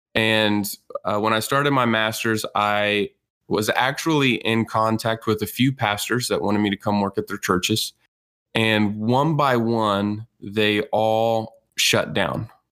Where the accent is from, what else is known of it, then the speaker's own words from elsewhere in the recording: Texas, United States; I grew up in Texas